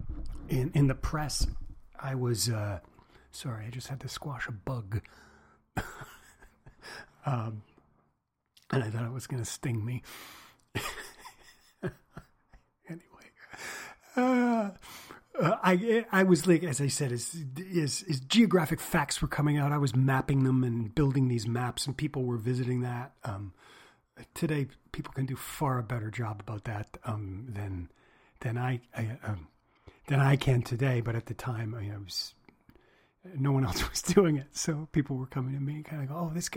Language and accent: English; Trenton, Ontario, Canada; I was born in Trenton, Ontario